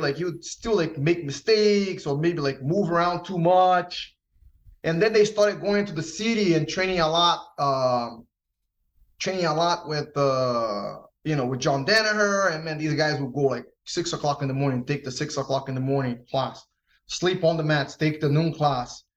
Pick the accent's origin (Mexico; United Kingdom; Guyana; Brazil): Brazil; Rio de Janeiro; also born or lived in New York, United States; now in United States; I grew up in Brazil. I grew up in Rio.